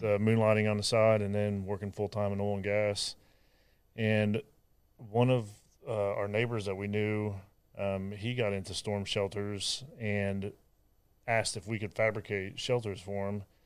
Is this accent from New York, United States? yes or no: no; Ohio, United States; moved away as an adult; also born or lived in San Diego; now in Texas, United States; I'm from Ohio